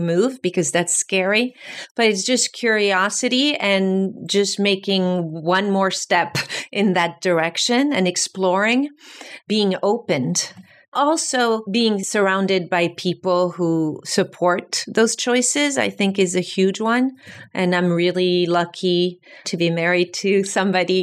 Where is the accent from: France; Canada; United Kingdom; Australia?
France; moved away as an adult; also born or lived in New York City; I'm from France. I grew up in France